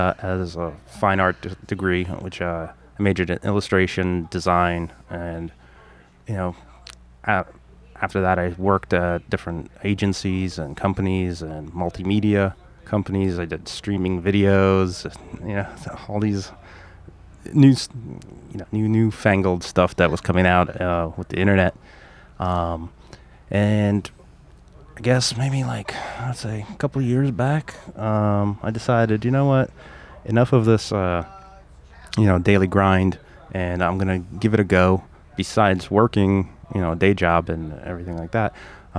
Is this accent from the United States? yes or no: no; Russia; moved away; I came originally from Russia, back in the 80s, early 80s.